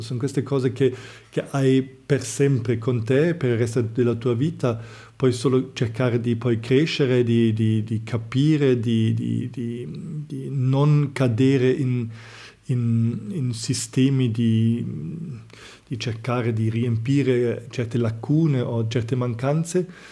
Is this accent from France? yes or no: no; Germany; moved away; io vengo dalla Germania